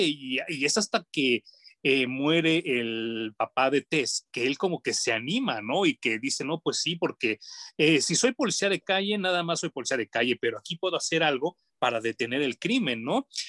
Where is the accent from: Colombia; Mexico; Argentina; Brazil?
Mexico; como de mexicano